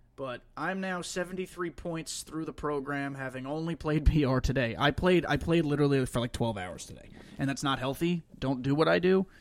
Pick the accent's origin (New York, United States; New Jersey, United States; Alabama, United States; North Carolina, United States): New York, United States; Long Island; moved away; I'm from Long Island. I was raised on Long Island